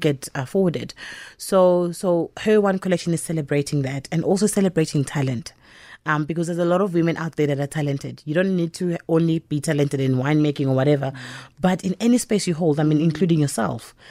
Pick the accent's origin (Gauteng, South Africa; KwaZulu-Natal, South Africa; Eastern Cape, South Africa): KwaZulu-Natal, South Africa; Empangeni; I was born and bred in Mpangeni